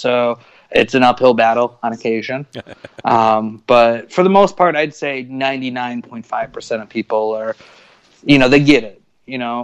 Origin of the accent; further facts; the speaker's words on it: South Bend, Indiana, United States; moved away; I'm from Northern Indiana originally, just outside of Chicago, South Bend, home of Notre Dame and the Fighting Irish